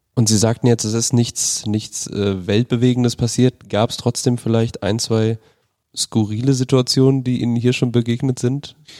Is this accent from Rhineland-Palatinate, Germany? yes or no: yes; Rhineland-Palatinate, Germany; moved away; Ich komme ursprünglich aus Rheinland-Pfalz